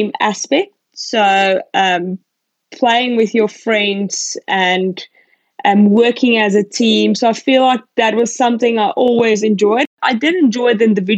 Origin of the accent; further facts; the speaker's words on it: Pretoria, Gauteng, South Africa; moved away as an adult; also born or lived in East London, South Africa; now in Australia; I was born in East London. When I was about 2 years old, we moved up to Gauteng and to Pretoria. So that's where I went to primary school and high school